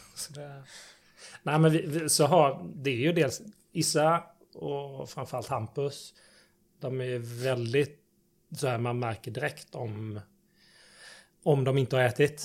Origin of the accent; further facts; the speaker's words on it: between Varberg and Falkenberg, Halland County, Sweden; moved away as an adult; also born or lived in Gothenburg; jag kommer från en gård i Sibba mellan Varberg och Falkenberg. Så jag är mm. -hmm. bondson